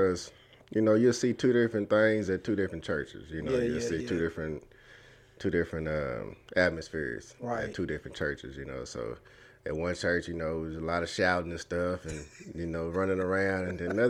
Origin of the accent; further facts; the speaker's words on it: DeSoto, Texas, United States; I grew up in DeSoto, DeSoto, Texas.